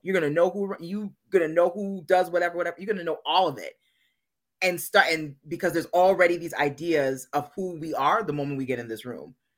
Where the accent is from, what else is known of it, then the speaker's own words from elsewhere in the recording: Minnesota, United States; moved away as an adult; back in my home state of Minnesota